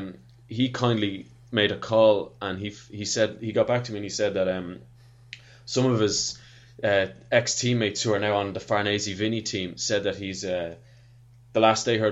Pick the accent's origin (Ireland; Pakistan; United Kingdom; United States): Ireland; As an Irishman